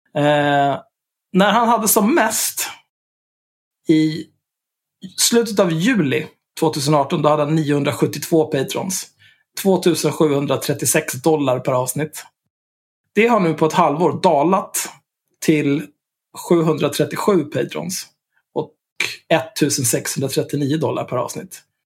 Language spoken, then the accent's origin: Swedish; Sweden; first language Swedish; Jag är svensk